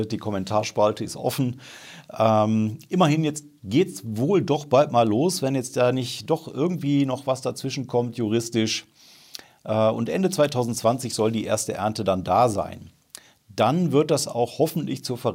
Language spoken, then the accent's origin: German; Remscheid, North Rhine-Westphalia, Germany; Erstens ist das wichtig, weil Remscheid halt meine Heimatstadt ist und ich mich tierisch freue, wie Bolle, dass da mal was passiert